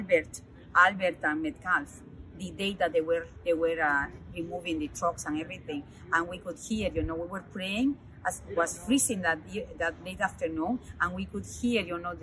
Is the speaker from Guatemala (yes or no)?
yes; Guatemala; moved away as an adult; now in Canada; I was born in Guatemala